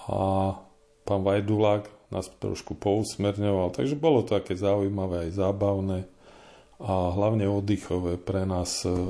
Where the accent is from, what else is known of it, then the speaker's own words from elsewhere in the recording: Žilina Region, Slovakia; now in Poruba, Slovakia; keďže pochádzam z Turca a tuto som len pristahovalec